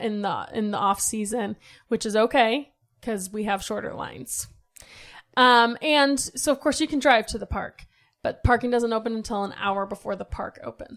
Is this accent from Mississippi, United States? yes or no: no; Ohio, United States; We grew up in Ohio. We never went.